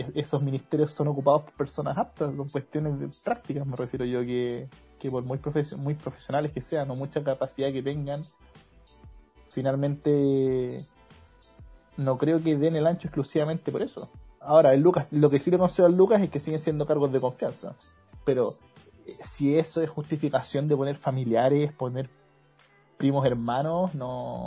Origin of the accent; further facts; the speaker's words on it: Maipú, Santiago Metropolitan Region, Chile; somos de Maipú los tres. Estábamos en el liceo aquí en Maipú